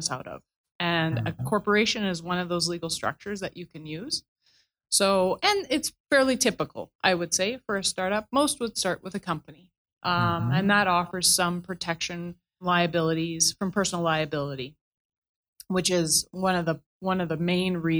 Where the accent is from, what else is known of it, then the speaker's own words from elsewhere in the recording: Gravelbourg, Saskatchewan, Canada; moved away as an adult; also born or lived in Quito, Ecuador; now in Calgary, Canada; I'm originally from Saskatchewan, born and raised there in Gravelburg, Saskatchewan, a small town in the southwest